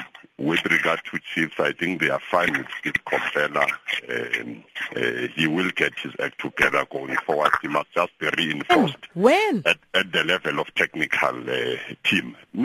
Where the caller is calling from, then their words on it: Middelburg, Mpumalanga, South Africa; Oh, no, I'm not Jonathan. … from Middleburg.